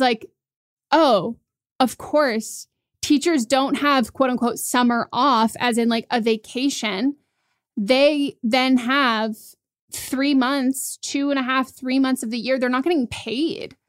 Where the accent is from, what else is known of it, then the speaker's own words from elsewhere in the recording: Marin County, California, United States; I grew up in a very affluent area. I grew up in Marin County and I went to public schools there.